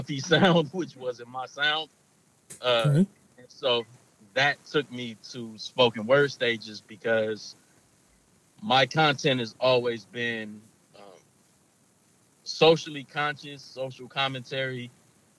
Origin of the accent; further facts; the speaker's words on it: Los Angeles, California, United States; Los Angeles, kind of all over Los Angeles